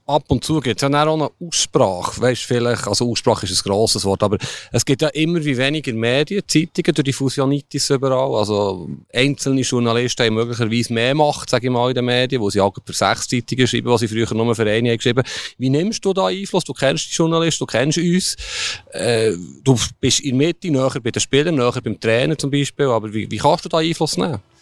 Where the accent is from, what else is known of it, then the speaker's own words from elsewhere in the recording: Switzerland; wir sind Schweizer